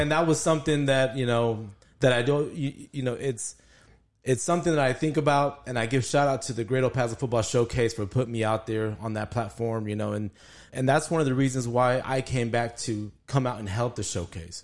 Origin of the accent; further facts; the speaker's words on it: El Paso, Texas, United States; born and raised in El Paso, grew up here